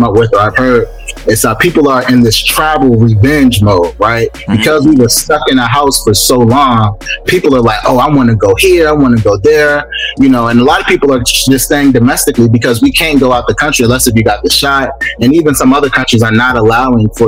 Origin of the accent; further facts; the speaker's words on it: Baltimore, Maryland, United States; now in Atlanta, United States; I'm actually from Baltimore. Grew up in Baltimore. West side of Baltimore. Came down to Atlanta